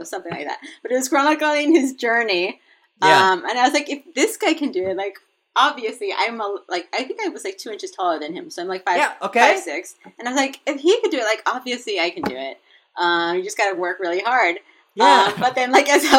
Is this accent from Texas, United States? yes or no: yes; El Paso, Texas, United States; I'm from El Paso, Texas